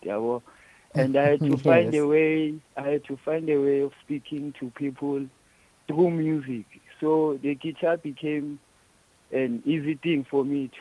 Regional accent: Orange Farm, Gauteng, South Africa; I'm from Orange Farm, south of Johannesburg.

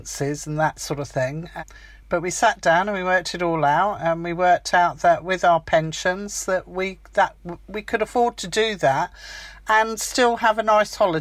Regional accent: Chichester, South East England, United Kingdom; moved away as an adult; also born or lived in Hertfordshire; I grew up in Sussex in Chichester, so I've always lived near the sea

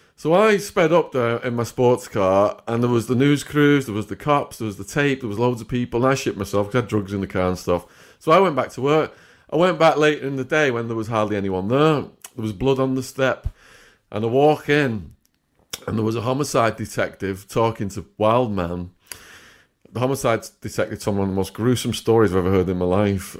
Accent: Widnes, North West England, United Kingdom; moved away as an adult; also born or lived in Arizona; my hometown, Widnes

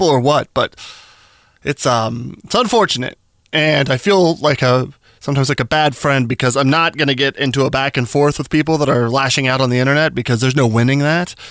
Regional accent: Albuquerque, New Mexico, United States; now in Washington, United States; my hometown, Albuquerque, New Mexico

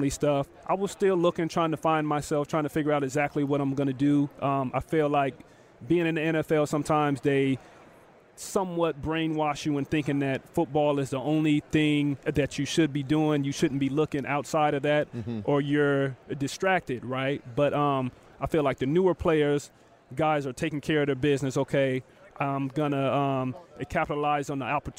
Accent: Tacoma, Washington, United States; I grew up in Tacoma, Washington, and then I get drafted to Seattle

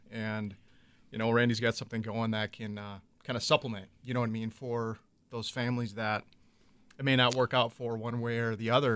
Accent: Minocqua, Wisconsin, United States; I grew up in the northern part of the state, so Lakeland High School, it's a unified high school up north.

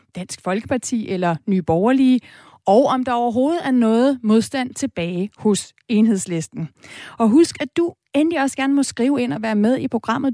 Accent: Denmark; os danskere

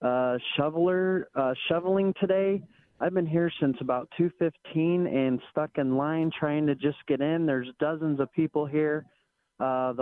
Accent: Springfield, Illinois, United States; moved away as an adult; now in Buffalo, United States; I'm from Springfield, Illinois, actually, land of Lincoln.

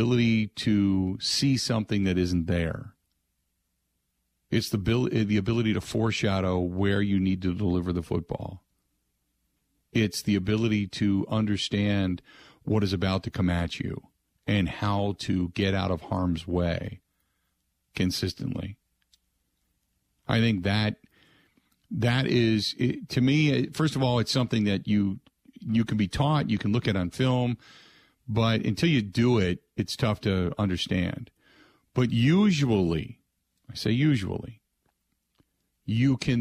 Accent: Cincinnati, Ohio, United States; growing up in Ohio, growing up in Cincinnati

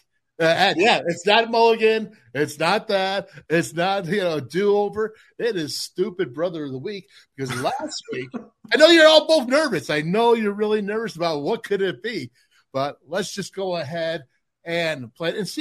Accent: Orchard Park, New York, United States; We are the boys from Orchard Park

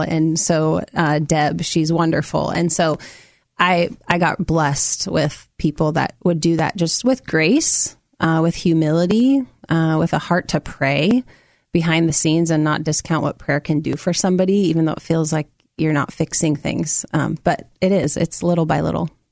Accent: Amity, Oregon, United States; also born or lived in Minnesota / Salem, Oregon; I grew up in Amity, Oregon. I was born in Minnesota, but we moved here when I was five

